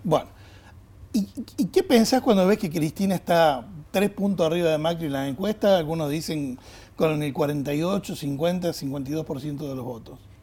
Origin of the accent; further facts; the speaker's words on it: Argentina; Vos sos un argentino como yo